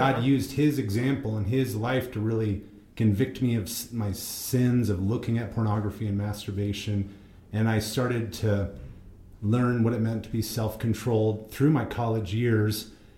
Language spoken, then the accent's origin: English; Iowa, United States; also born or lived in Colorado; now in Utah, United States; I was born in Iowa